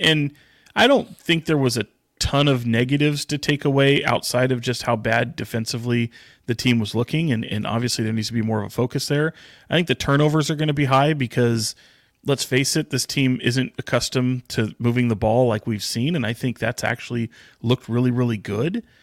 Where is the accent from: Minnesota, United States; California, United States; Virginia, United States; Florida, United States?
California, United States; Sacramento; It's why I still live here. It's an, I, other than it is my hometown